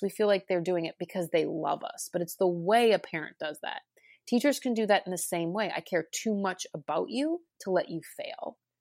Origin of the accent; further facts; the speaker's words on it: Cincinnati, Ohio, United States; I started my career actually in my hometown of Cincinnati, Ohio